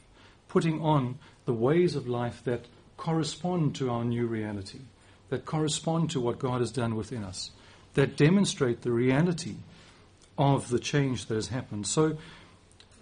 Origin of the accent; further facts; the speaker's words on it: South Africa; moved away as an adult; now in England, United Kingdom; my accent probably won't change. I'm too old for that, at least not much. But I can choose, and I do choose, to use some different words here in England than I would use in South Africa